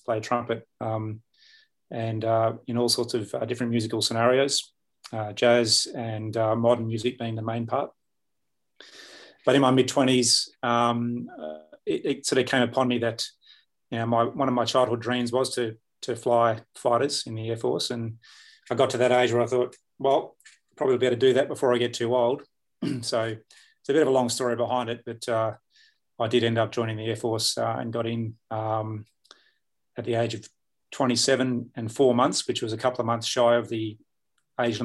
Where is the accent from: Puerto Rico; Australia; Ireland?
Australia; Perth, Western Australia; I grew up on the West Coast here in Perth